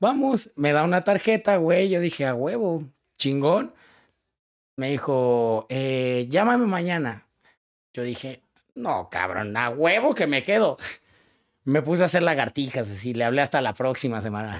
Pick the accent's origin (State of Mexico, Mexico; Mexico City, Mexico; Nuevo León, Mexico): State of Mexico, Mexico; Cuautitlán Izcalli; Yo, yo soy de Iscali, que significa tu casa entre los árboles